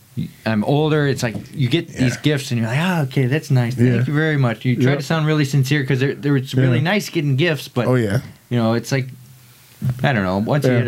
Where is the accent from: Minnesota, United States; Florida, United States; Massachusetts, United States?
Minnesota, United States; moved away; growing up in Minnesota